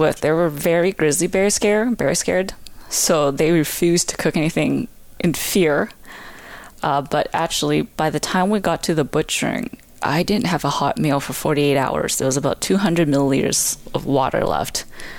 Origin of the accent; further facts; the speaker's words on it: Canada; I'm more Canadian than most Canadians because we hunt, we fish.